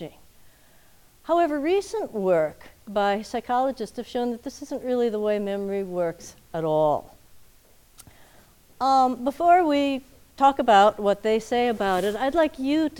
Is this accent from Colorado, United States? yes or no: no; Minnesota, United States; I grew up in Minnesota